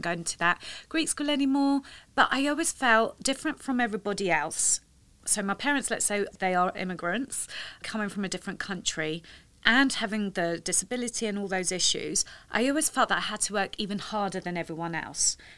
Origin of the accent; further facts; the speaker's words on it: London, United Kingdom; I'm born and raised in London.